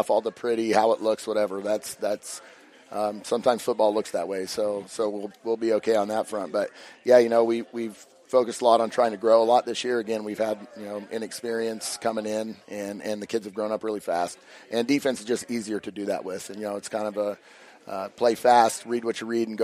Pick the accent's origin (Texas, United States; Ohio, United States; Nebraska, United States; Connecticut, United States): Nebraska, United States; McCook; now in Hastings, United States; I'm from the McCook area